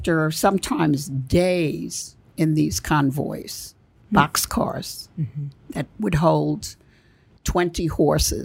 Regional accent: Belgium; moved away; I was born in Belgium, and I had family still there

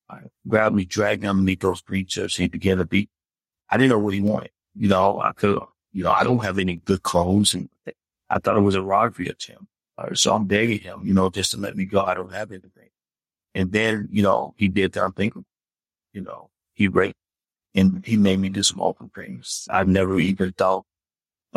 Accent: Memphis, Tennessee, United States; now in Atlanta, United States; I'm a Southern boy. I grew up in Memphis, Tennessee.

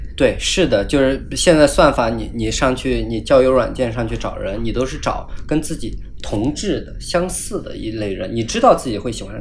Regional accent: Sichuan, China; moved away as an adult; also born or lived in Illinois, United States; 我作为一个四川人从来没有看到那，那么大的雪

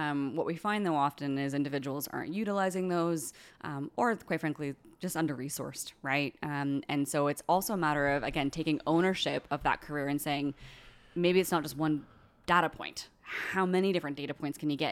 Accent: Bermuda; now in Nova Scotia, Canada; From Bermuda

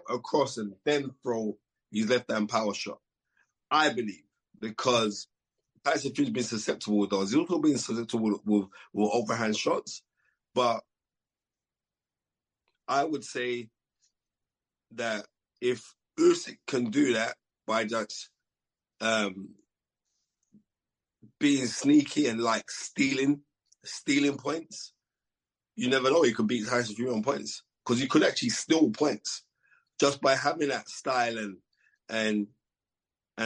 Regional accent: United Kingdom; Being British

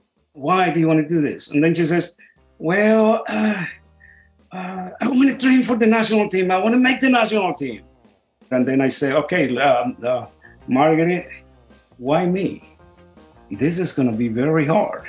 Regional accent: Colombia; moved away; I'm from originally from Colombia

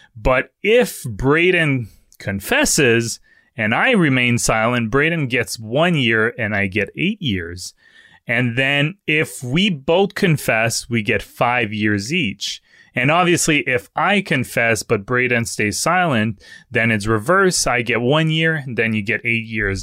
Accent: Canada; accent: French; English is a second language; my French accent

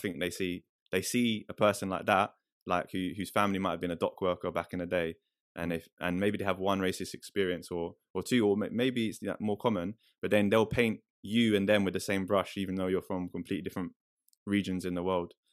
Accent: London, United Kingdom; moved away as an adult; now in Oldham, United Kingdom; growing up in London, I've come to the north

